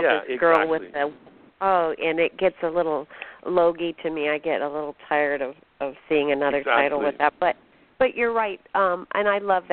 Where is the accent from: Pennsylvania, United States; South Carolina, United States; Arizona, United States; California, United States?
Arizona, United States; Phoenix; moved away; I'm from Phoenix originally